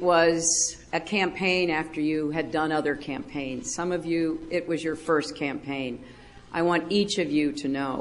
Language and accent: English; United States; I am an American